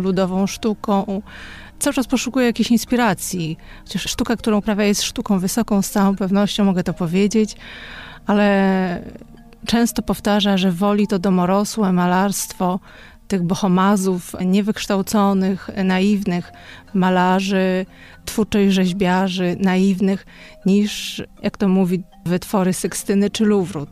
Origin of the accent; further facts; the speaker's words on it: Podlaskie Voivodeship, Poland; now in Warsaw, Poland; Pochodzimy z Podlasia, południowego Podlasia